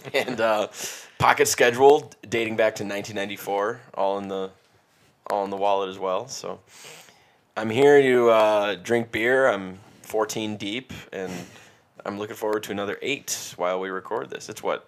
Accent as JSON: {"language": "English", "town": "La Crosse", "region": "Wisconsin", "country": "United States", "tie": "born or raised there", "also_born_or_lived": "Chicago", "moved": "as an adult", "said": "I'm from La Crosse, Wisconsin, originally, and spent many decades there drinking and ruining my brain."}